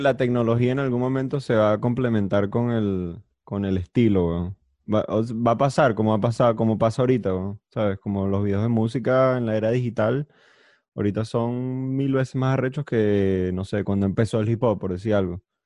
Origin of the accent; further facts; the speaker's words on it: Venezuela; como venezolano